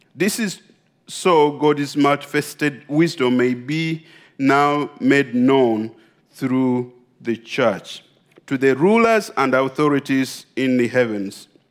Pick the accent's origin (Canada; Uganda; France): Uganda; I come from Uganda.